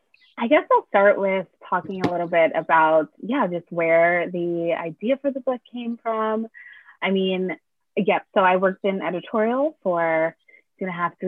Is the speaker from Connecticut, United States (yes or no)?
yes; Connecticut, United States; now in Brooklyn, United States; I grew up in Connecticut around mostly white people for most of my young life